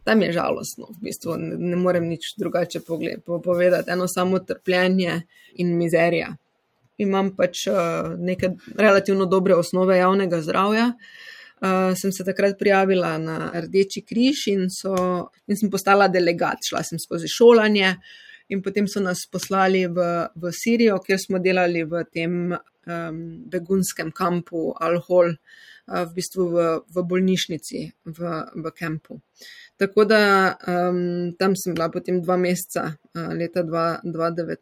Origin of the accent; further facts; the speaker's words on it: Styria, Slovenia; accent: Styrian; moved away as an adult; also born or lived in Vienna, Austria; now in Oslo, Norway; Kot slišite, sem Štajerka